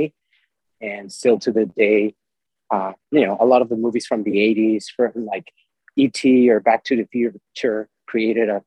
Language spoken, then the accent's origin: English; Mexico; moved away as an adult; also born or lived in Mexico City, Mexico / Dallas, United States; I was born in Mexico City, and I lived in different parts of Mexico till I went actually to SMU for college